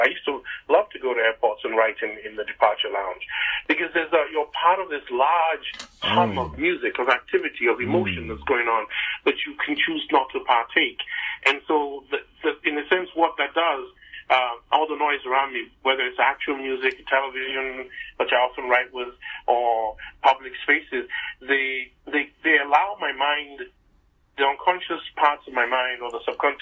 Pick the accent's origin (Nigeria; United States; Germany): Nigeria; moved away; back home growing up in Nigeria